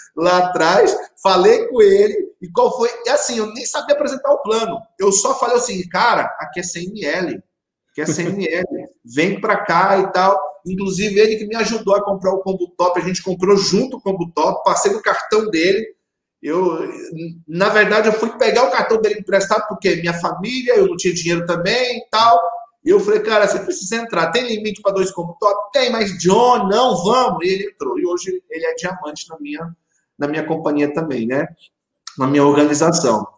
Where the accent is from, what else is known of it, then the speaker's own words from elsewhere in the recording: Ariquemes, Rondônia, Brazil; eu sou daqui de Ariquemes, Rondônia, uma cidade de 120 mil pessoas, né? Interior de Rondônia, a terceira cidade maior do estado e desde pequeno, né, sempre eu vi os meus pais sendo é, empreendedor